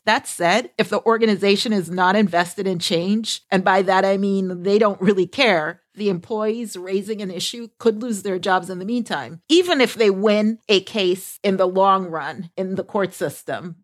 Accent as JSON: {"language": "English", "town": "Boston", "region": "Massachusetts", "country": "United States", "said": "I am from the Boston area."}